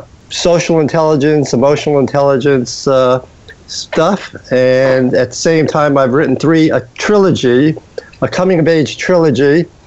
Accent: New York City, New York, United States; also born or lived in Minnesota; now in Corning, United States; I grew up in Brooklyn. I now live in Corning, New York, the Finger Lakes region of New York State.

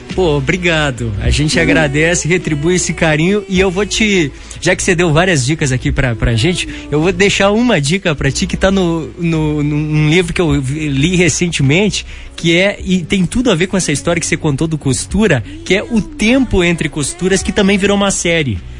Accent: Brazil; como brasileiros

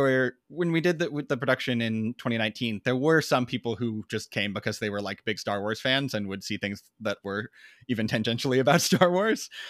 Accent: Tacoma, Washington, United States; we grew up in Tacoma, Washington, which is a pretty, like, blue collar town

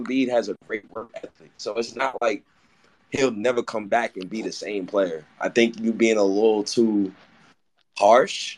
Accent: Ghana; I'm Ghanaian myself

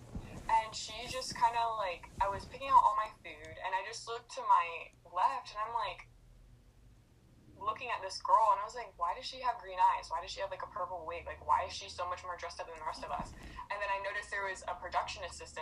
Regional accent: Ceiba, Puerto Rico; now in Florida, United States; So originally I'm from Ceiba, Puerto Rico

